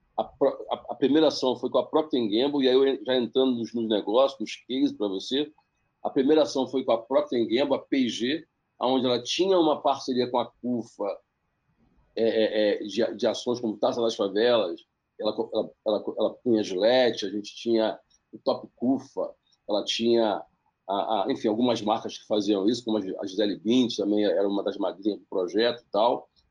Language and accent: Portuguese; Baixada Fluminense, Rio de Janeiro, Brazil; Eu sou da Baixada Fluminense, eu sou, do, eu sou do Rio de Janeiro